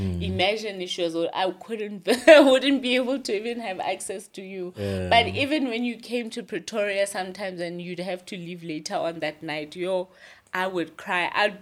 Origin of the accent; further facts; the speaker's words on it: Gwagwa, Federal Capital Territory, Nigeria; Like, I'm from Gwagwa, but I don't have a life in Gwagwa.